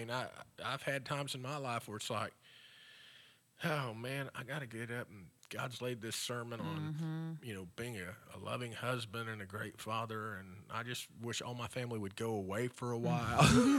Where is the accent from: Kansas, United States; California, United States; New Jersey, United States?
Kansas, United States; Frederick; And I remember as a kid growing up in Frederick, we would drive by the feedlot